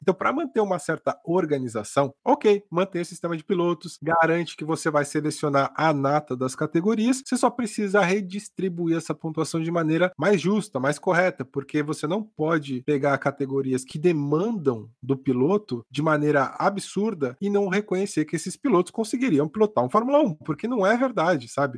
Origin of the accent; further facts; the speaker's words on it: Brazil; eu sou brasileiro